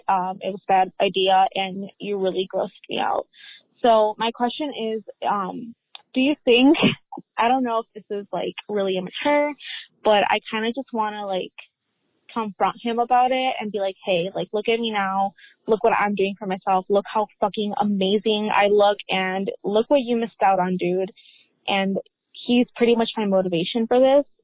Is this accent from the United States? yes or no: yes; Illinois, United States; we're both from Illinois, so I stayed here in Illinois